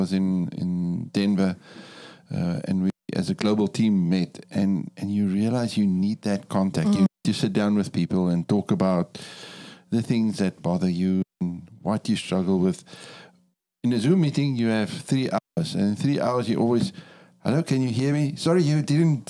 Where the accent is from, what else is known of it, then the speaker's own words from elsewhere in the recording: Cape Town, Western Cape, South Africa; moved away as an adult; also born or lived in Angola / Namibia / Botswana; I come from South Africa. I was born and raised in Cape Town, the most beautiful city in the world.